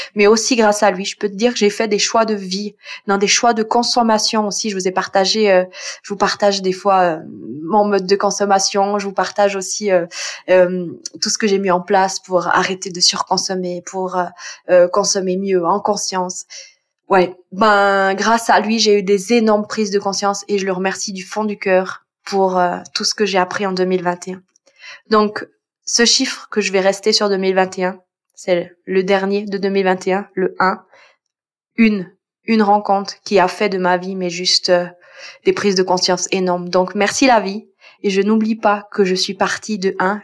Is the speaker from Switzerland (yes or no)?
yes; Switzerland; je viens de Suisse